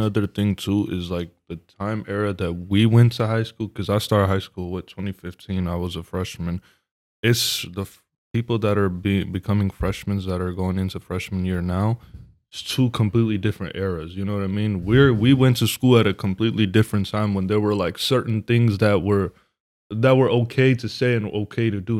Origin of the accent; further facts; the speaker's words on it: Stockton, California, United States; we are from Stockton